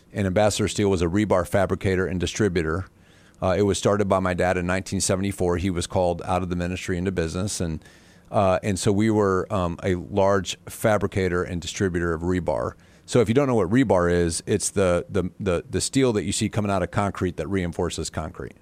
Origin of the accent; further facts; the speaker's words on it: Butler, Indiana, United States; also born or lived in Valparaiso, Indiana / Fort Wayne, Indiana; I'm from Butler, Indiana